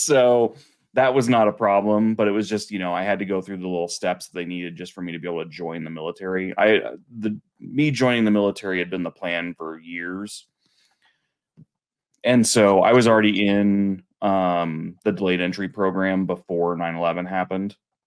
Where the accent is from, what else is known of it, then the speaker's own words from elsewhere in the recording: Colorado, United States; also born or lived in Kansas; I was born in Kansas, but grew up in Colorado. We moved here when I was six, so it's all I've ever known.